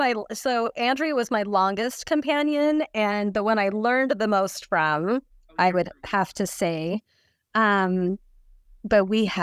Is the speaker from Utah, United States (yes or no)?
yes; Salt Lake City, Utah, United States; moved away as an adult; also born or lived in Utica, New York; now in Seattle, United States; I grew up in Salt Lake, served a mission with Andrea, and we were in Utica, New York mission.